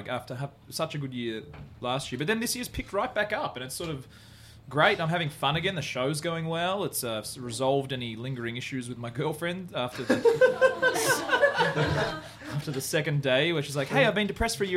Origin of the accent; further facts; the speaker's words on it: Australia; I'm from Australia